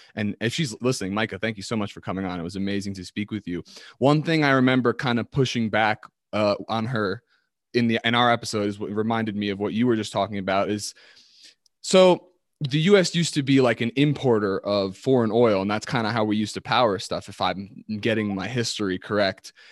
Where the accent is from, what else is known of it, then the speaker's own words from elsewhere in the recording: East Coast, United States; now in Colorado, United States; I'm from the East Coast